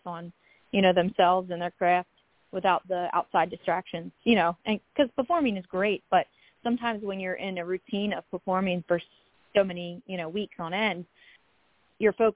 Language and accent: English; Gettysburg, Pennsylvania, United States; I got to film my music video in my hometown in Gettysburg downtown